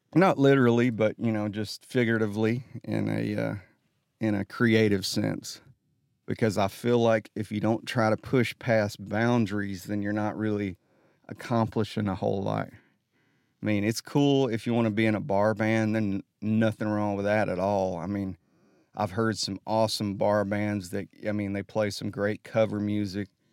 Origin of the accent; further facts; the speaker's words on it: Holly Pond, Alabama, United States; I'm from Holly Pond